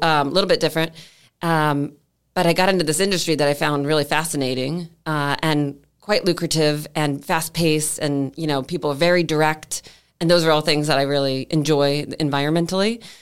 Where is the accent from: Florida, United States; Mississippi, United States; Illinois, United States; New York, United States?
Florida, United States; Clearwater; moved away as an adult; also born or lived in Seattle; I grew up in Clearwater, Clearwater High, all the way, went to University of Florida